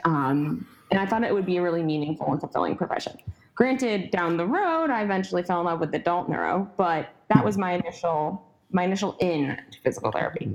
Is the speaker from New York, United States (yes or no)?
yes; Syracuse, New York, United States; I'm from Syracuse, New York